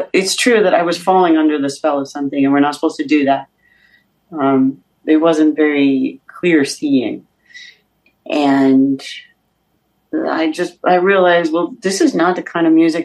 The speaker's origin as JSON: {"language": "English", "country": "United States", "said": "I'm American"}